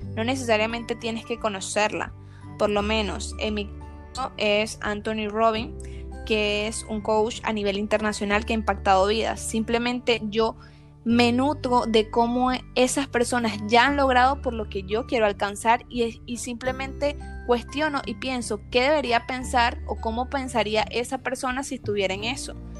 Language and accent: Spanish; Venezuela; yo soy venezolana